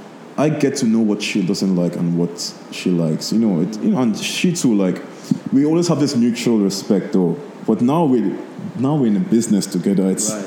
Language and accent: English; Nigeria; now in Lebanon; So when I grew up in Nigeria, I was always around Lebanese people. So when I moved to Lebanon, it wasn't like... new to me, you know.